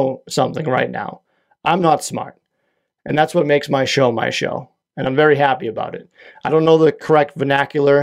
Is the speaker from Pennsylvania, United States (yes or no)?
no; Quincy, Massachusetts, United States; now in Whitman, United States; I hail from Whitman, Massachusetts, originally from Quincy, Massachusetts.